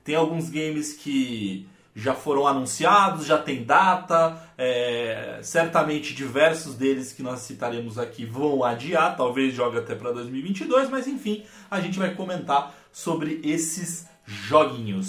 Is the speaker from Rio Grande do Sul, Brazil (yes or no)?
no; Santo André, São Paulo, Brazil; sou de Santo André, São Paulo